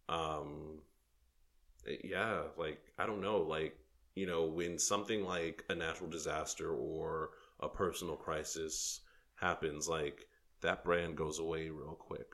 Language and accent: English; New York City, New York, United States; I was from New York